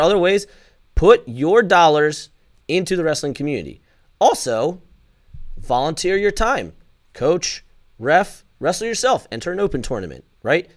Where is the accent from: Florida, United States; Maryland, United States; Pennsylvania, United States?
Maryland, United States; I'm from Maryland